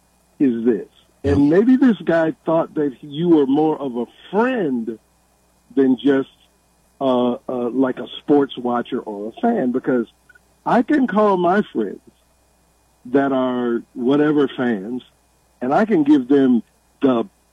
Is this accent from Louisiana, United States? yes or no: no; Atlanta, Georgia, United States; moved away as an adult; now in Knoxville, United States; I've lived in Knoxville about 15 years, but I grew up in Atlanta.